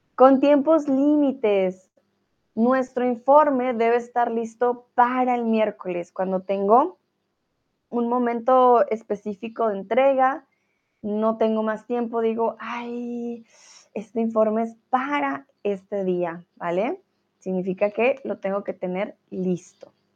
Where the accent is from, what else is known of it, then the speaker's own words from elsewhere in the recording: Colombia; now in Hamburg, Germany; soy, bueno, de Colombia